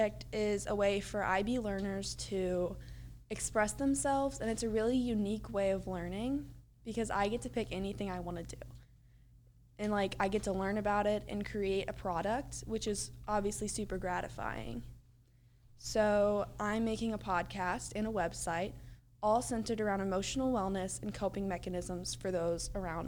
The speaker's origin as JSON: {"language": "English", "town": "Louisville", "region": "Kentucky", "country": "United States", "said": "I'm from Louisville, Kentucky"}